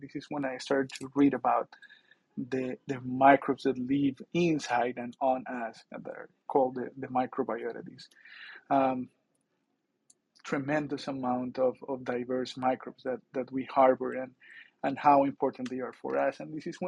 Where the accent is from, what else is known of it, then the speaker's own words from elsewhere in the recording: near Bogota, Bogotá Capital District, Colombia; moved away; I grew up near Bogota in a farm.